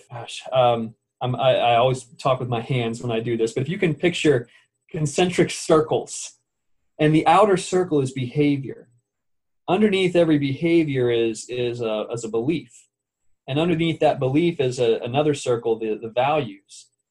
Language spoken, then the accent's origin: English; United States; I am an American